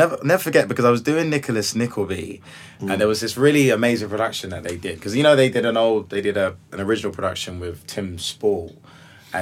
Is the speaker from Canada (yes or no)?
no; London, United Kingdom; as a young black man growing up in South London